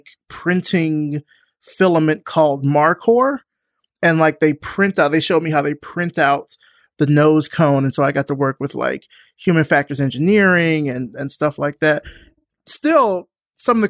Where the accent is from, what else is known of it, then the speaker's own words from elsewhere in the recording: Selma, Alabama, United States; So I'm from Alabama. I'm from Selma, Alabama.